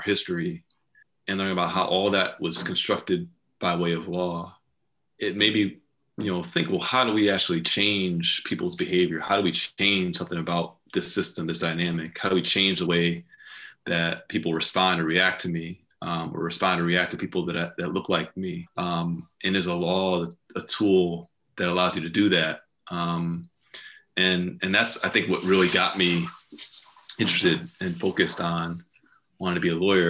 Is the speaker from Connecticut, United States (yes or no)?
yes; Stratford, Connecticut, United States; also born or lived in Beacon Falls, Connecticut; I moved from Stratford to Beacon Falls in middle school